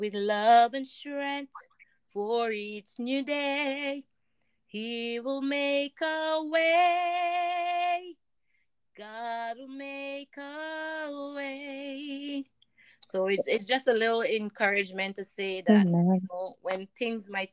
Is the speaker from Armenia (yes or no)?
no; St. Vincent & Grenadines; I was growing up in St. Vincent